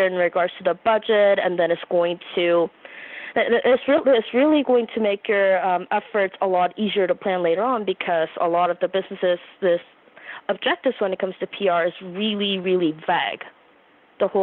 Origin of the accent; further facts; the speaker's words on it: Canada; I'm from Canada